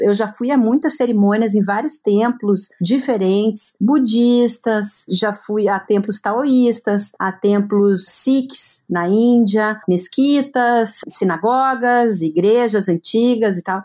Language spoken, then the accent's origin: Portuguese; Brazil; eu que sou brasileira